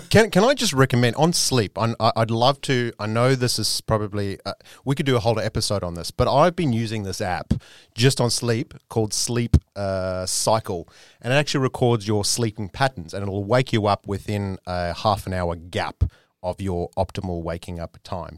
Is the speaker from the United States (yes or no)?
no; South Africa; South Africans do tend to drink, but my, my family in particular is, is quite conservative. So I've grown up with my dad just having one beer on occasion